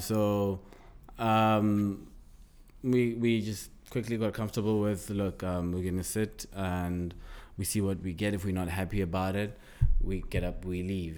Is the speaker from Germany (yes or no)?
no; South Africa; growing up in South Africa